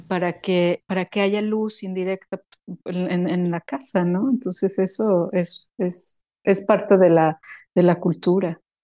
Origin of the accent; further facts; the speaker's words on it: Mexico; moved away as an adult; now in Sweden; yo no he dejado de ser mexicana, yo voy a ser mexicana toda mi vida, pero estando en Suecia